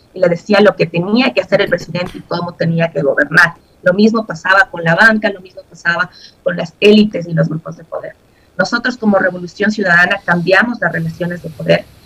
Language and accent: Spanish; Ecuador; como ecuatorianos